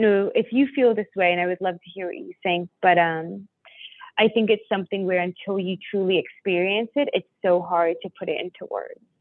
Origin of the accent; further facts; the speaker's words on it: near Washington D.C., Northern Virginia, United States; I am from the East Coast of the United States. Um, I was born right outside of Washington, Virginia, or Washington D.C. in Northern Virginia